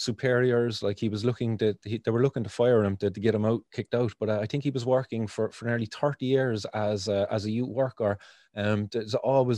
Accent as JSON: {"language": "English", "town": "Cork", "region": "Munster", "country": "Ireland", "tie": "born or raised there", "said": "where I grew up in the Glen here in Cork"}